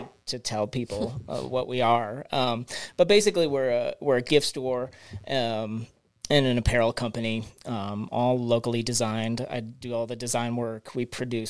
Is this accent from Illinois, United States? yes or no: no; Green Bay, Wisconsin, United States; accent: Wisconsin; now in Butte, United States; I'm a Midwest kid. I grew up outside of Green Bay